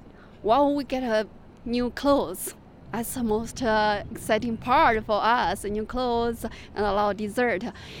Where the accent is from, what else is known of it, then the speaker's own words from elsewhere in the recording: China; now in Tucson, United States; I'm from China. I moved to Tucson 4 years ago.